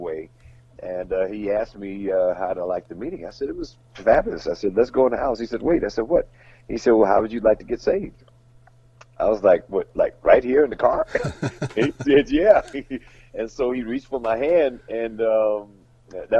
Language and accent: English; San Francisco, California, United States; moved away as an adult; also born or lived in Los Angeles; I'm from San Francisco